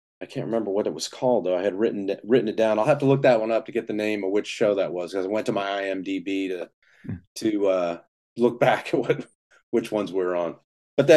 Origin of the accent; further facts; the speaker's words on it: Houston, Texas, United States; moved away; I'm from Texas originally. Like my family goes back into Texas like four generations on my dad's side. So I was I grew up in Houston